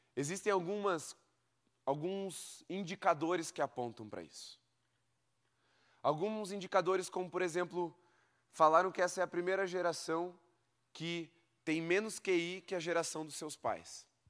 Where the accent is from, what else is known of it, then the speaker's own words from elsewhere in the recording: Brazil; você tenha crescido no xaxim igual eu